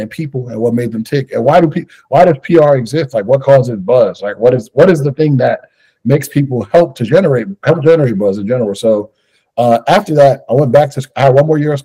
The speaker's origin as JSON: {"language": "English", "town": "New York City", "region": "New York", "country": "United States", "tie": "born or raised there", "said": "a young Black man growing up in New York"}